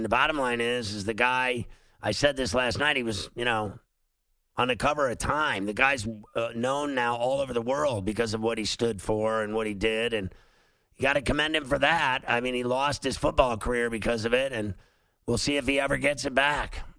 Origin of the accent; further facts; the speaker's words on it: Philadelphia, Pennsylvania, United States; No, no, I, I'm from Philly.